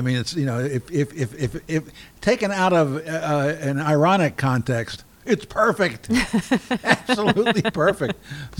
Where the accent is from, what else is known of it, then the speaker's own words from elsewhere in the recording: Baltimore, Maryland, United States; accent: Baltimore; now in Portland, United States; I'm from Baltimore.